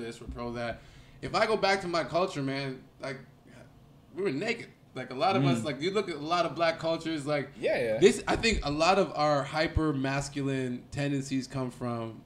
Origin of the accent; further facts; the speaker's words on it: Trinidad & Tobago; accent: Trini; now in Toronto, Canada; as a Trinidadian